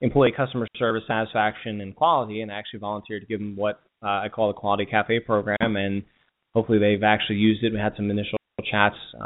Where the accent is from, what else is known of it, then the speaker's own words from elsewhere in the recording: Delaware area, United States; moved away as an adult; also born or lived in Northern Virginia / Philadelphia; I'm originally from the Delaware area